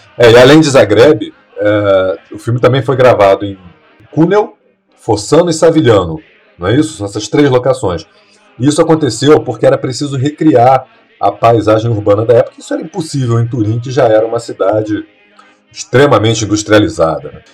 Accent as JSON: {"language": "Portuguese", "country": "Brazil", "said": "nós que somos brasileiros"}